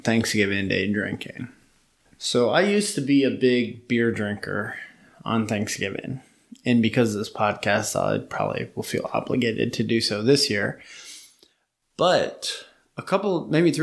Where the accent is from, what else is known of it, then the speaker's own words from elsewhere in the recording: Midwest, United States; moved away; I grew up in the Midwest